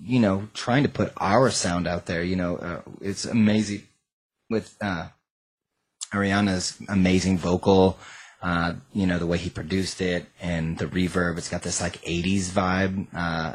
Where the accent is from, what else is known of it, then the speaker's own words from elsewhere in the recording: Washington, United States; We are both from Washington State, and we met almost 20 years ago in the music scene in the greater Seattle area